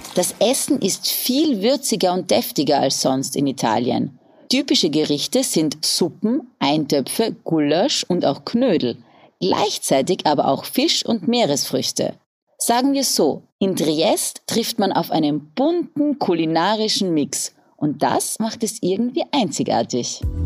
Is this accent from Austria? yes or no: yes; Austria; als Österreicherin